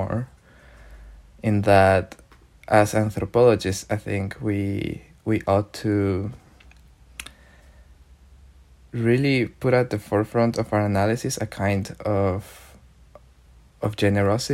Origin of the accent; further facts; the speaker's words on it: Mexico; I am from Mexico and my research is around Mexico